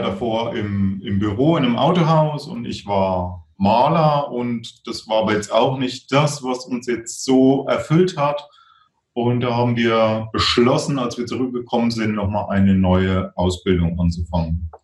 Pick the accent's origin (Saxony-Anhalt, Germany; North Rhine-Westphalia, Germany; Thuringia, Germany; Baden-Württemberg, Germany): Thuringia, Germany; now in Regensburg, Germany; die dann in äh, Thüringen war, so, also wo ich herkomme